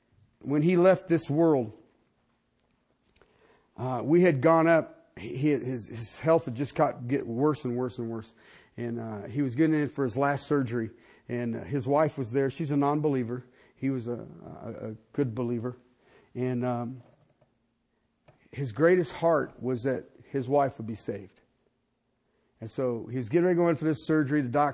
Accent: Ohio, United States; moved away; I moved out here from Ohio, oh gosh, a long time ago. And people say, well, do you miss your family?

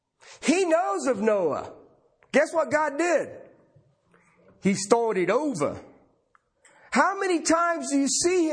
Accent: southern Ohio, United States; moved away; I grew up back in the Midwest, southern Ohio

